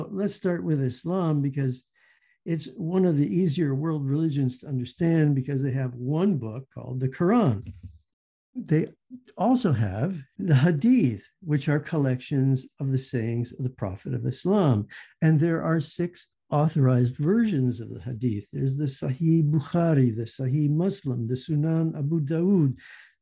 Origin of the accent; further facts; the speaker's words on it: the South, United States; moved away as an adult; also born or lived in Minnesota; I grew up in the South, so I understand we had Catholics and we had Baptists